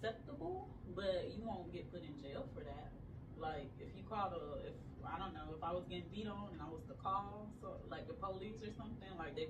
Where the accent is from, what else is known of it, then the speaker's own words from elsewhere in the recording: Georgia, United States; also born or lived in Port-au-Prince, Haiti / Miami, Florida; I grew up here. At 4 years old, my mom, she moved to Florida, Miami, Florida, and then 2 years later, we moved to Georgia, and we've been here ever since.